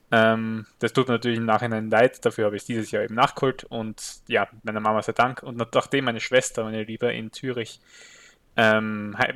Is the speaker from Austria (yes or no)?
yes; Austria; stimmt als Österreicher kommt man nicht so oft zu einem Filmfestival